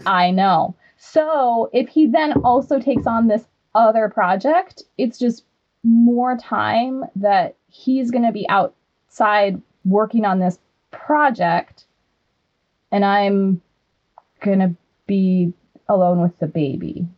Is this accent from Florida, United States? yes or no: no; Wyoming, United States; I'm from Wyoming and grew up on seven acres.